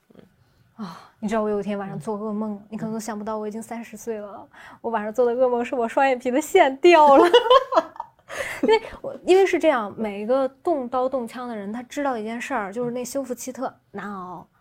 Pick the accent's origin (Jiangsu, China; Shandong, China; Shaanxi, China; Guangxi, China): Jiangsu, China; Xuzhou; moved away; 我老家在徐州嘛